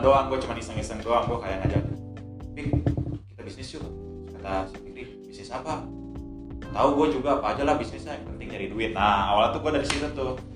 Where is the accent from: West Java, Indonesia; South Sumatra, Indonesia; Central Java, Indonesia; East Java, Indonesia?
West Java, Indonesia; Bogor; moved away as an adult; now in Yogyakarta, Indonesia; di tempat asal gua Bogor